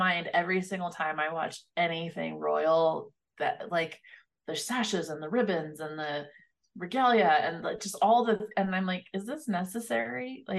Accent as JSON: {"language": "English", "region": "Northern Arizona", "country": "United States", "tie": "born or raised there", "said": "I grew up in Northern Arizona, so right miles from the Navajo reservation."}